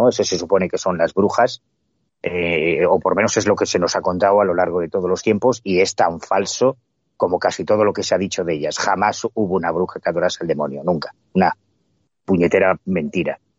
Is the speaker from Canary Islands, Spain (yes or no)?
no; Galicia, Spain; independientemente del cariño que yo le tenga a mi tierra, es verdad que en Galicia hay una herencia mágica muy sólida